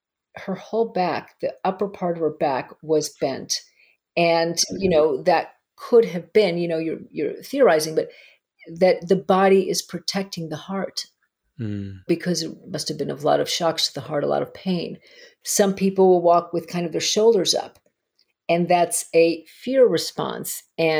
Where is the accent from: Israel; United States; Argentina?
Argentina; moved away; My home country.